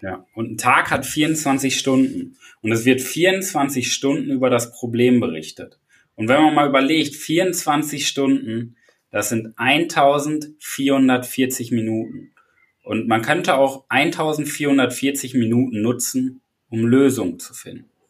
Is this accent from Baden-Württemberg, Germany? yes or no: no; Paderborn, North Rhine-Westphalia, Germany; ich komme ja aus Paderborn